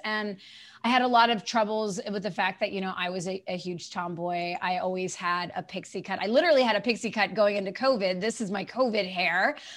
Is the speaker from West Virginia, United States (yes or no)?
no; eastern North Carolina, United States; moved away; I grew up in eastern North Carolina